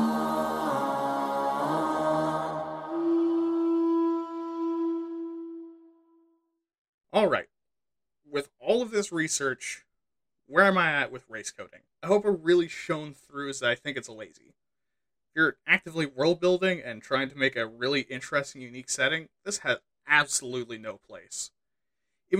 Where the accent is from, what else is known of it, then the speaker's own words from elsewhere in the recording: Pacific Northwest, United States; I'm from the Pacific North.